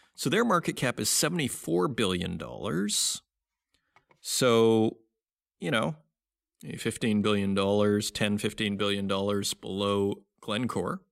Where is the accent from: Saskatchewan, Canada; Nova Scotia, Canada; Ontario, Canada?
Saskatchewan, Canada; Saskatoon; based in Saskatoon, Saskatchewan, my hometown